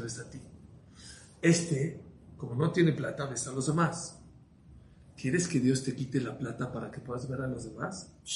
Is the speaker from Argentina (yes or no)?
no; Mexico; nosotros en México